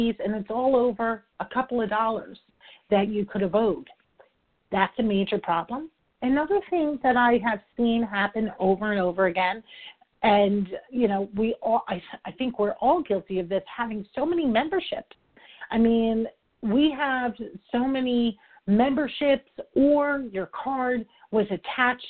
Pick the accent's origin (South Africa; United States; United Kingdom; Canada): United States; New York; I'm from New York. I talk fast